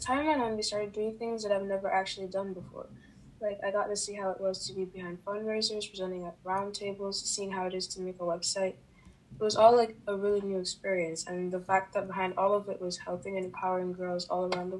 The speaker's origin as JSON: {"language": "English", "region": "New York", "country": "United States", "said": "I'm from New York, and I use she/her pronouns."}